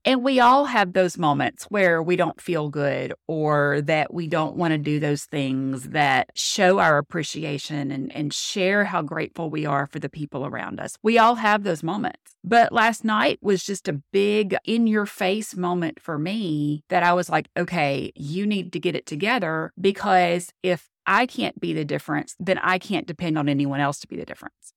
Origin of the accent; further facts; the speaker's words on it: Louisiana, United States; now in Florida, United States; I'm from Louisiana, I'm in Florida now